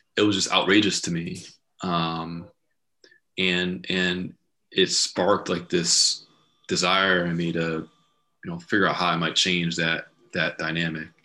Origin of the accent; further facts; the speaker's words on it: Stratford, Connecticut, United States; also born or lived in Beacon Falls, Connecticut; I moved from Stratford to Beacon Falls in middle school